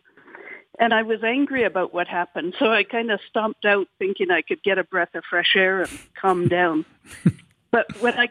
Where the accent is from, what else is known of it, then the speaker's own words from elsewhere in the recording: Alberta, Canada; I said, Alberta